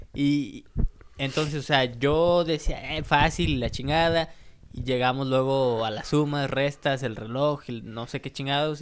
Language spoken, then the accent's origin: Spanish; San Luis Potosí, Mexico; fuimos a San Luis, güey, eh, a la capital, y pues ahí hay más tiendas que, de donde yo soy